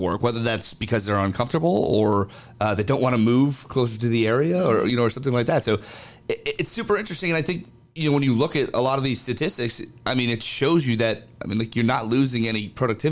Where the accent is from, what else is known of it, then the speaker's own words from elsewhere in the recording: Northeast, United States; I'm from the Northeast.